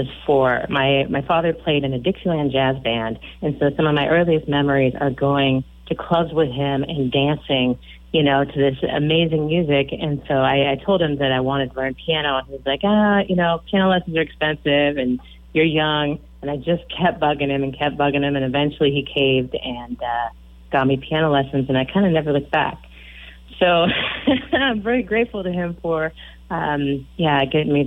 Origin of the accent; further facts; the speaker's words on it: Aberdeen, Washington, United States; moved away as an adult; also born or lived in Gothenburg, Nebraska / Grinnell, Iowa / Vancouver, BC / Milwaukee, Wisconsin; now in Austin, United States; Originally, I'm actually from a little tiny town a couple hours south of Seattle called Aberdeen, Washington, little timber town.